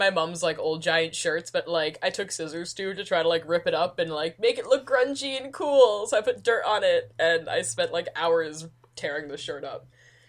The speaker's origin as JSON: {"language": "English", "country": "United States", "moved": "yes", "said": "And I'm such an American"}